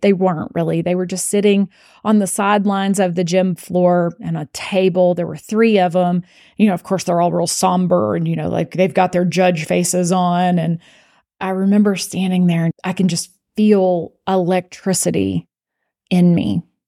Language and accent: English; Abilene, Texas, United States; I was from Abilene and I went to Abilene Cooper